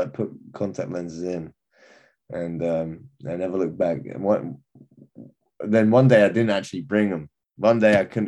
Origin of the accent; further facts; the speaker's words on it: England, United Kingdom; as an Englishman